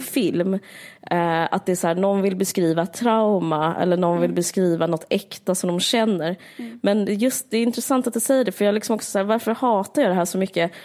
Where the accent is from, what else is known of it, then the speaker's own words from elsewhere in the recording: Sweden; som svensk är man så, man är så väder, väderrelaterad